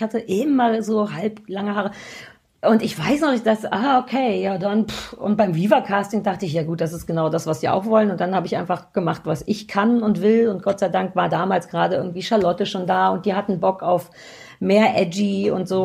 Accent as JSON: {"language": "German", "country": "Germany", "tie": "born or raised there", "said": "sehr offen groß geworden in der DDR."}